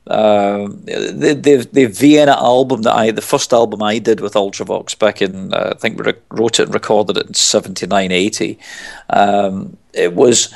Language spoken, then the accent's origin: English; Glasgow, Scotland, United Kingdom; moved away; I'm originally from Glasgow. I mean, I moved away from there a long time ago, but I go back